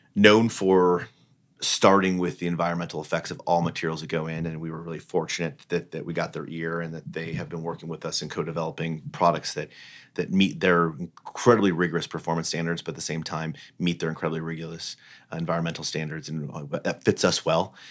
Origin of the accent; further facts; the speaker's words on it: Fort Wayne, Indiana, United States; moved away; growing up in Fort Wayne, Indiana